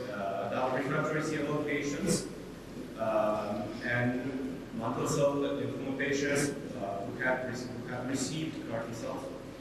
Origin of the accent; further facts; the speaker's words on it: Argentina; I'm from Argentina.